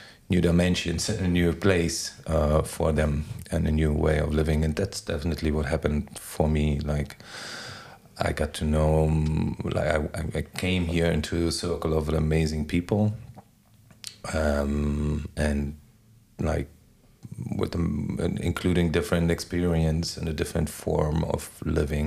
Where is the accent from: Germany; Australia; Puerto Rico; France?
Germany; Berlin; English is a second language; moved away as an adult; also born or lived in Bahia, Brazil; now in Lisbon, Portugal; I was in Berlin already, and I grew up on the east side of Berlin, behind the wall